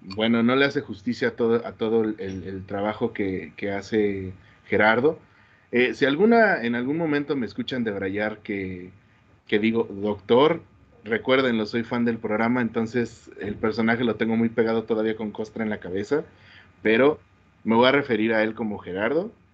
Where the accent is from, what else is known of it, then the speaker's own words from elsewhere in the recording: Querétaro, Mexico; como queretano que soy